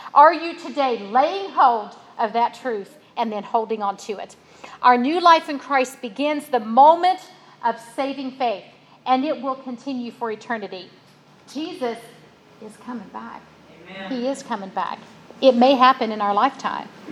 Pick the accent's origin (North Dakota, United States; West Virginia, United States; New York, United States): West Virginia, United States; my daddy was a coal miner when I was born in West Virginia.